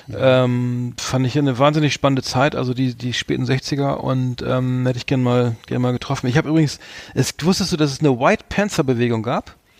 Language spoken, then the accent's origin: German; Germany; als Deutscher